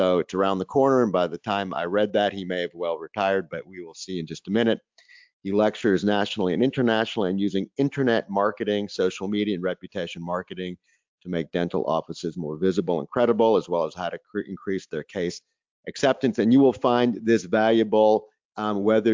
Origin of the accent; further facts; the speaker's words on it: North Carolina, United States; my home state, North Carolina